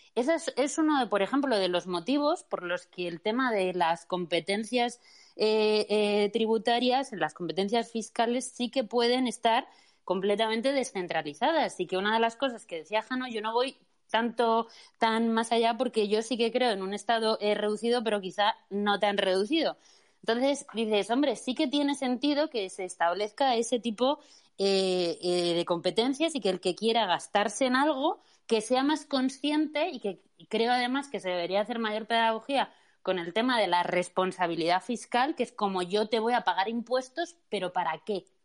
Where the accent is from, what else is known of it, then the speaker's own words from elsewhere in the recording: Madrid, Community of Madrid, Spain; soy madrileña